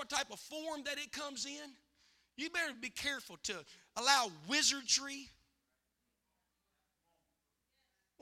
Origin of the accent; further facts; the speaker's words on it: West Virginia, United States; West Virginia